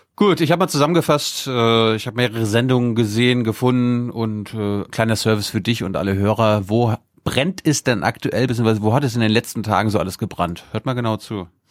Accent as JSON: {"language": "German", "region": "Mecklenburg-Vorpommern", "country": "Germany", "said": "für mich als Mecklenburger"}